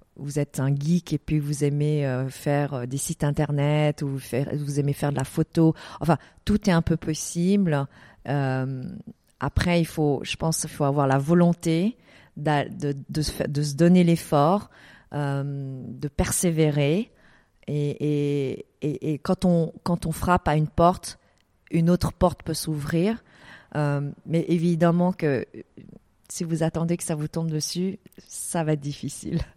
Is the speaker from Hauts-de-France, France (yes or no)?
no; Paris, Île-de-France, France; moved away as an adult; also born or lived in Vietnam / Geneva, Switzerland; now in Dubai, United Arab Emirates; je suis vietnamienne, donc je suis née au Vietnam. J'ai grandi à Paris, ensuite j'ai habité à Genève et aujourd'hui, depuis dix ans, je suis à Dubaï.